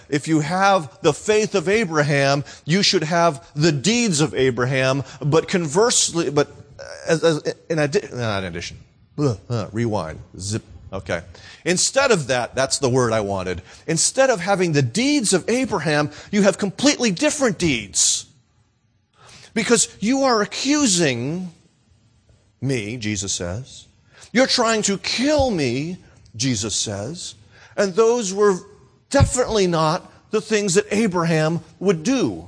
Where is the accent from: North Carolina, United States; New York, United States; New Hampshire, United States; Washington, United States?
New Hampshire, United States; Nashua; I'm from Nashua, New Hampshire.